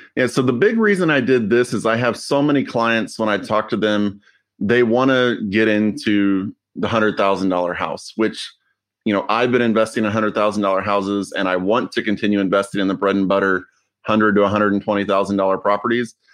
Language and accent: English; Austin, Texas, United States; also born or lived in Houston; I grew up mostly in Austin and then I lived in Houston